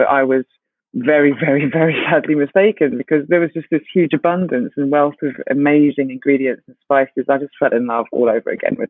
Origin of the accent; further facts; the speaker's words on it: Ghana; Specifically, my concern was Ghana because I'm Ghanaian.